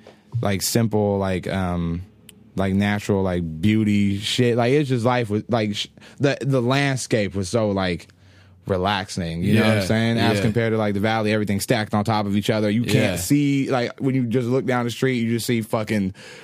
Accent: Cleveland, Ohio, United States; now in Ventura, United States; I always say that. I was like, I came from Cleveland.

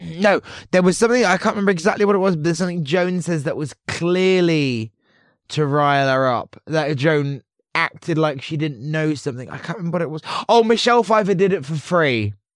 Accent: Portsmouth, South East England, United Kingdom; growing up in Hampshire, um, Portsmouth

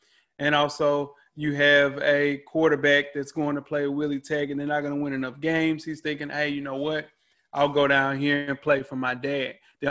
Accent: Nashville, Tennessee, United States; growing up in South Nashville, there was a racetrack right up the street from us.

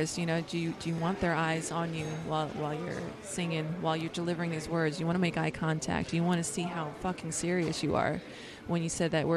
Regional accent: Oceanside, California, United States; this is my hometown. I'm a true local.

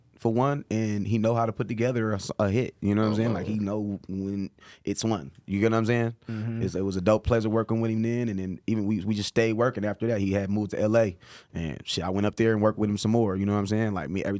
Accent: Oakland, California, United States; I sing. I'm from Oakland, bro.

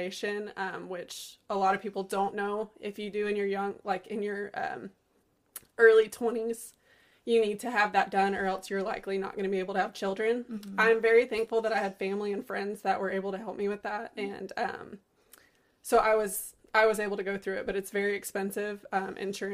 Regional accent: Kountze, Southeast Texas, United States; moved away as an adult; now in Central Texas, United States; I grew up in Southeast Texas, a little small town called Koontz

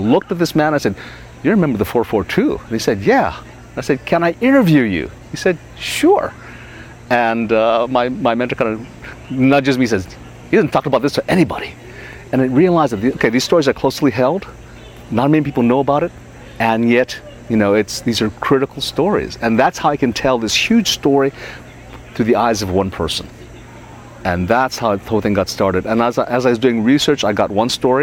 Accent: Hawaii, United States; where I grew up in Hawaii

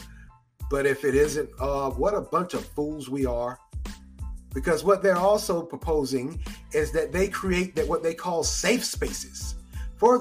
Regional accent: United States; we as American citizens that vote

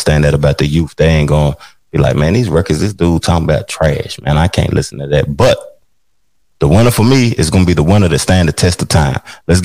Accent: Tennessee, United States; I'm from Tennessee

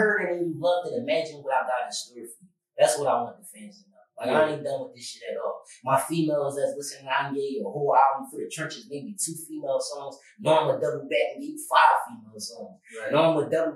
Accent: Philadelphia, Pennsylvania, United States; also born or lived in California; now in Miami, United States; I'm from West Philly

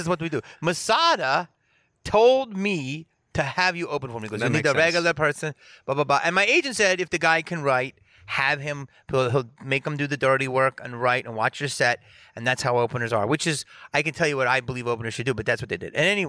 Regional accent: Philadelphia, Pennsylvania, United States; I mean, growing up in Philly, everybody was fucking around and everybody had to be funny to not get your ass beat, you know?

